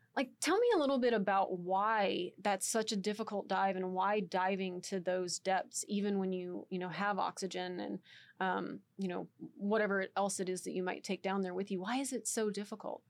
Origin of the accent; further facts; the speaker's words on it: Texas, United States; I'm from Texas